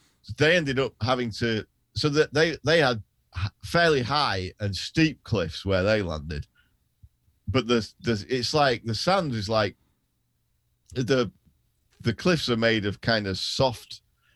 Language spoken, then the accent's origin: English; United Kingdom